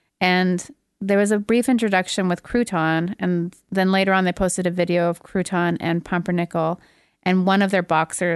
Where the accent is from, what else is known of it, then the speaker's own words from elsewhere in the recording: Montreal, Quebec, Canada; I grew up with in Montreal